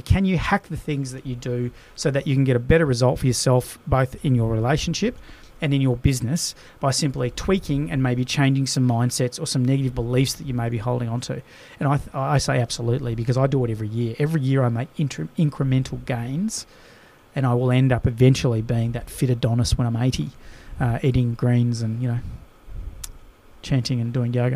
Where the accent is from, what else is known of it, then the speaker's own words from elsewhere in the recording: Australia; as an Aussie